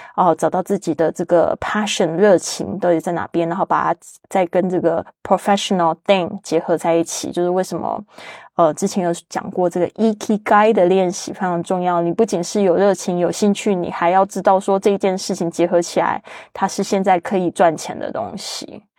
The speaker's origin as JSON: {"language": "Chinese", "country": "Taiwan", "tie": "born or raised there", "moved": "yes", "said": "特别是 Joanne 也是来自我的老家台湾"}